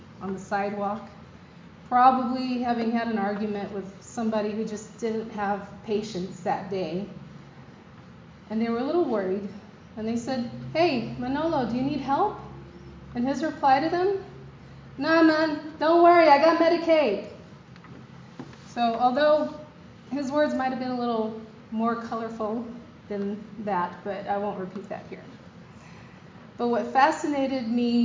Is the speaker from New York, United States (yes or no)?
yes; New York City, New York, United States; I'm a South Bronx girl, born and raised in the South Bronx in New York City, in the projects